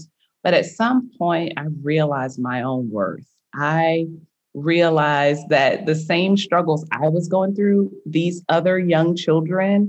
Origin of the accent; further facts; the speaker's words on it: United States; growing up in America